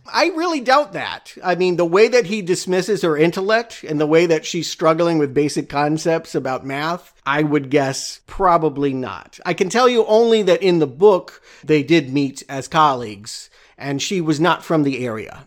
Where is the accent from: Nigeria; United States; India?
United States; I'm an American.